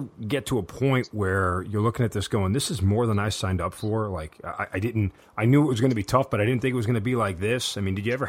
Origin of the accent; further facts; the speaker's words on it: United States; Like, because we're American and we always win.